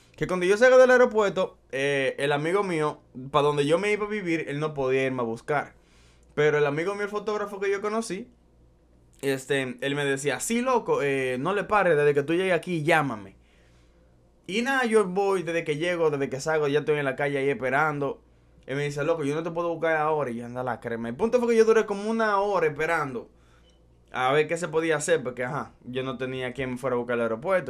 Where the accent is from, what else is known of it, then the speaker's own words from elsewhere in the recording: Dominican Republic; moved away as an adult; also born or lived in Brooklyn, New York; now in United States; yo soy dominicano. Eh, de la mata, criado, nacido y criado allá en mi bella tierra